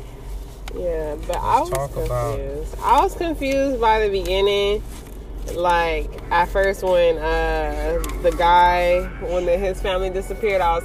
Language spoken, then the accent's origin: English; Los Angeles, California, United States; we're both from Los Angeles, California